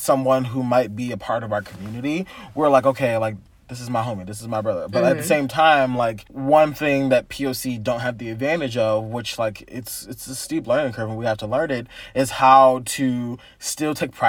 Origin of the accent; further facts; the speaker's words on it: California, United States; I'm like, oh, I'm from SoCal too. It's pretty dope.